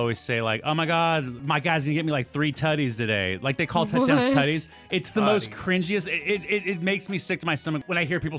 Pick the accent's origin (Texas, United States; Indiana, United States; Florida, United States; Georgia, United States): Florida, United States; Miami; I was born in Miami, and we don't do good in cold weather.